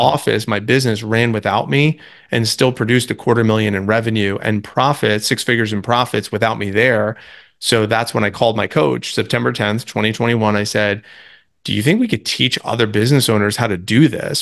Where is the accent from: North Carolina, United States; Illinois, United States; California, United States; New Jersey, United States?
New Jersey, United States; moved away as an adult; also born or lived in Tampa, Florida; I grew up in New Jersey as the youngest of eight, but moved to college in Tampa